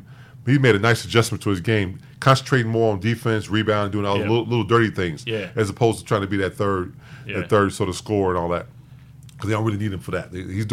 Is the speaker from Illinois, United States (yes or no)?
yes; Chicago, Illinois, United States; My hometown Bulls.